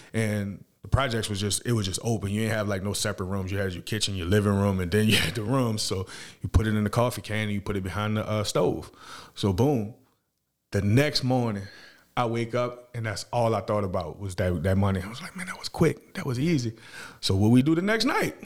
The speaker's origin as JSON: {"language": "English", "town": "New Orleans", "region": "Louisiana", "country": "United States", "tie": "born or raised there", "moved": "yes", "lives_now": "Fort Worth, United States", "said": "I'm, uh, from New Orleans, Louisiana, uptown. uh, third Walter Magnolia projects."}